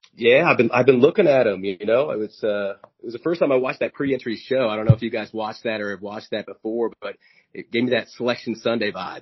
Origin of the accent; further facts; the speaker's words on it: Kansas City, Missouri, United States; I, am from Kansas City